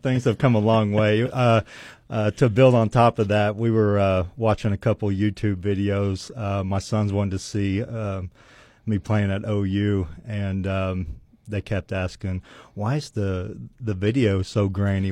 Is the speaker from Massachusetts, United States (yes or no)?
no; Weatherford, Oklahoma, United States; growing up in Weatherford, you play with the same kids from kindergarten